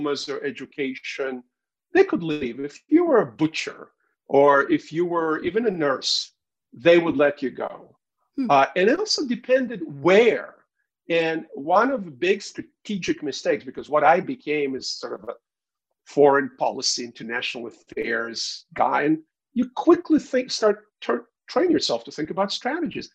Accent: Saratov, Saratov Oblast, Russia; moved away; also born or lived in Yalta, Crimea / Washington, D.C.; As an eight-year-old, my parents brought me into this snowed, frozen, big industrial city.

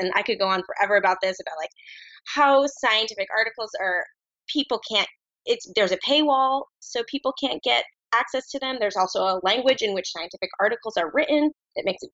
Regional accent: New Jersey, United States; now in Brooklyn, United States; I'm just my Jersey young self

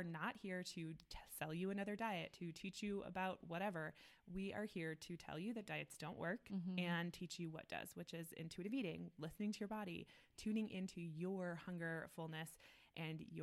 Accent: Midwest, United States; now in Denver, United States; we're moms, we're from the Midwest, like we live in Denver

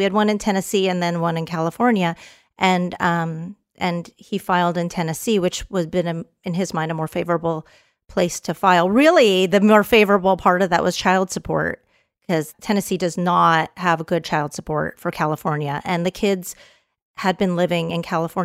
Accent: Canada; also born or lived in Texas; now in Los Angeles, United States; I'm a Canadian Texan

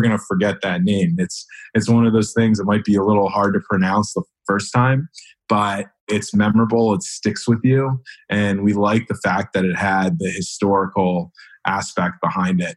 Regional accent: Cleveland, Ohio, United States; moved away; I'm from the Midwest initially. I'm from Cleveland.

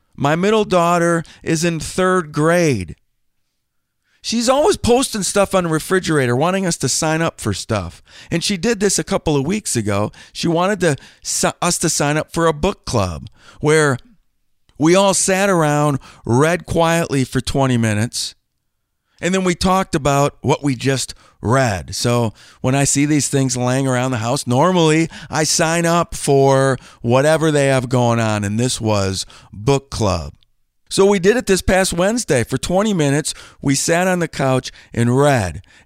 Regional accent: Green Bay, Wisconsin, United States; born or raised there

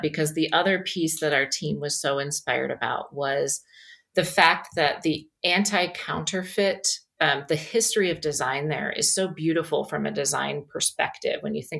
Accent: United States; as an American

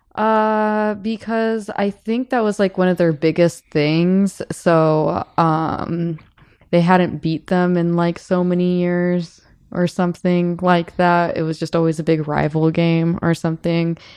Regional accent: South Bend, Indiana, United States; I'm from South Bend, Indiana.

